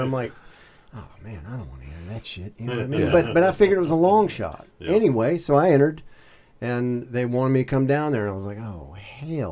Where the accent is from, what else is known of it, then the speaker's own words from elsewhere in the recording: the Bible Belt, the South, United States; I am a Southern boy, and so I grew up in the Bible Belt